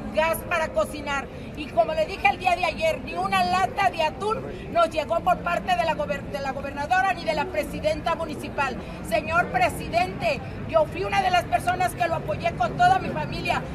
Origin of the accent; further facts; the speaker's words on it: Acapulco, Guerrero, Mexico; Salimos una, comisión de damnificados de Acapulco